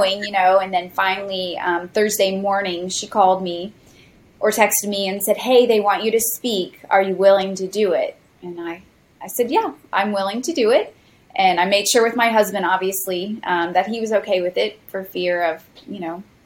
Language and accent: English; Osceola County, Florida, United States; I've grown up in Osceola County since I was 2 years old, and Osceola County neighbors Orange County, where Disney is located